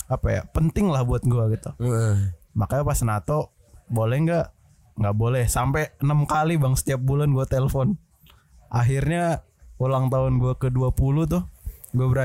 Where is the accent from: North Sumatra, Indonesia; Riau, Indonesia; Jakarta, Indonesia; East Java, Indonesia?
North Sumatra, Indonesia; Medan; gue kan dari Medan iya kuliah nggak kelar